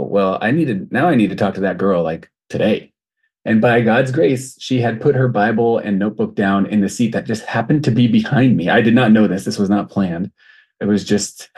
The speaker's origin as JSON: {"language": "English", "region": "Southern California", "country": "United States", "tie": "born or raised there", "also_born_or_lived": "Michigan", "moved": "as an adult", "lives_now": "Burundi", "said": "I grew up in Southern California"}